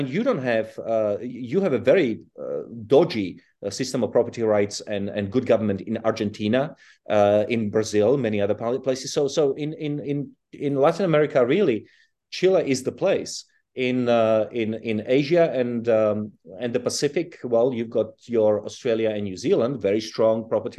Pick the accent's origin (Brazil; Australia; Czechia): Czechia; also born or lived in South Africa / United Kingdom; well, I was born in Europe, but I grew up in Czechoslovakia and in South Africa and then in Britain.